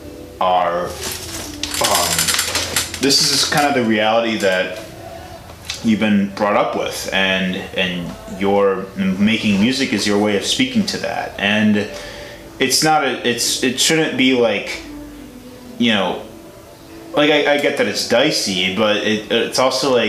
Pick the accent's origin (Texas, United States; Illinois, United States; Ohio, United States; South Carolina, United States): Illinois, United States; Chicago; I'm from the Chicago area